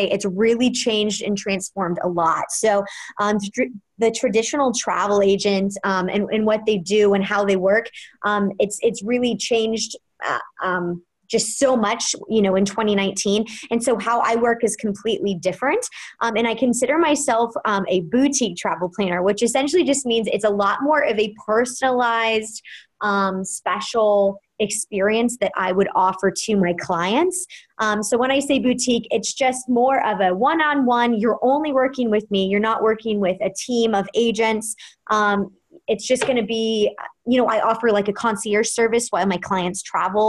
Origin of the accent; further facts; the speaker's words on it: Kansas City, Missouri, United States; now in New York City, United States; I am originally from Kansas City, Missouri. I'm a Midwest girl at heart, but I moved to New York City